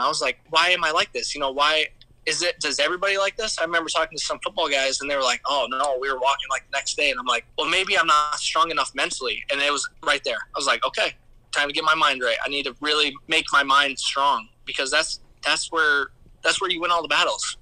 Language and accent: English; Surprise, Arizona, United States; I literally live in Surprise.